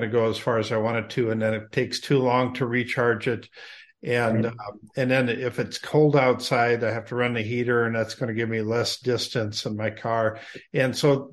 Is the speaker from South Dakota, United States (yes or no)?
yes; South Dakota, United States; I was born and raised in South Dakota, so that's about as remote as you can get up there.